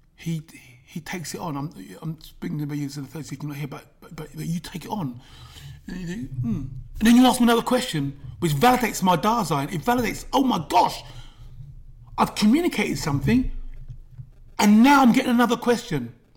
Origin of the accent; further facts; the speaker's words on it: London, United Kingdom; I was brought up in London N9